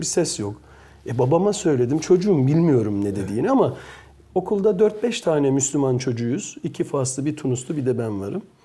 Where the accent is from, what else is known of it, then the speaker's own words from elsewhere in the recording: Belgium; moved away as an adult; now in Turkey; Belçika'da doğduğum için de Belçikalı e, e, de aynı zamanda